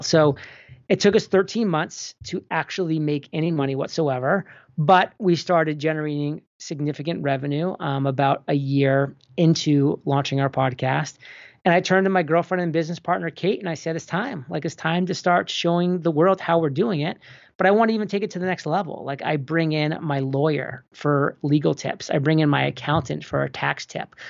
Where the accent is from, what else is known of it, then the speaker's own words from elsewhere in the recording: New England, United States; moved away; also born or lived in Boston / Rhode Island / San Diego; born and raised in New England and, you know, lived in Boston for a very long time